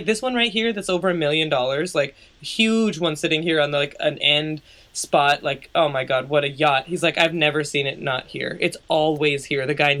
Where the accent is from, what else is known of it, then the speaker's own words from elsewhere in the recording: United States; I'm an American.